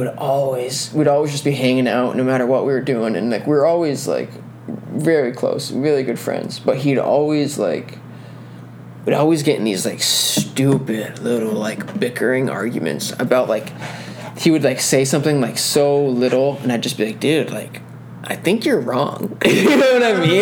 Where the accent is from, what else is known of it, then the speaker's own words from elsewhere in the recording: Troy, United States; we're all from Troy